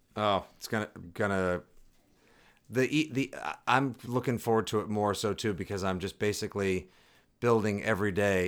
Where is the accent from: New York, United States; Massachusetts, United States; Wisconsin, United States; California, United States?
Massachusetts, United States; Boston; I'm from Boston